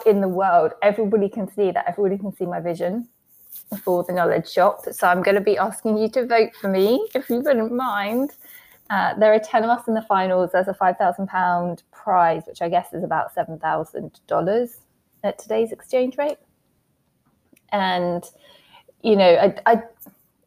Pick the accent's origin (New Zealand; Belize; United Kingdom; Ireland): United Kingdom; England; accent: English; my random English accent